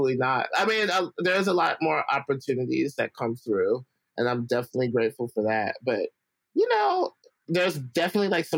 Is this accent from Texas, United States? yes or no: no; Alabama, United States; moved away; I grew up in Alabama, so all my family's in Alabama